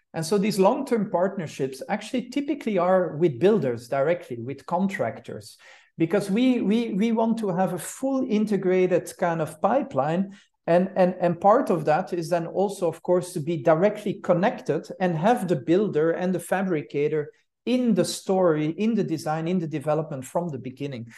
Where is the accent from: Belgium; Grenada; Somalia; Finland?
Belgium; Brussels, Brussels-Capital Region; moved away as an adult; also born or lived in Switzerland / United States; now in Zurich, Switzerland; I'm, I'm, uh, from Brussels, from Brussels, Belgium. That's also where I star-, started my studies